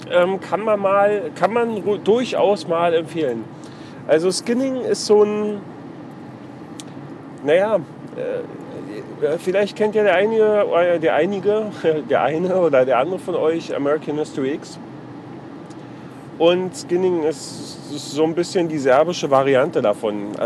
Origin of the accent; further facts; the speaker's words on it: East Germany, Germany; Weil, also ich als Ossi ist ja im Prinzip genau das Gleiche.